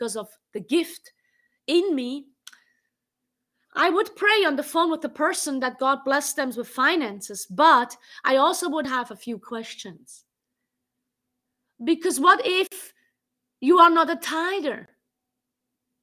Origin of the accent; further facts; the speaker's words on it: Switzerland; English is a second language; moved away as an adult; now in United States; I grew up in Switzerland and I lived in Switzerland for the most of my life. I'm living here in America since 2.5 years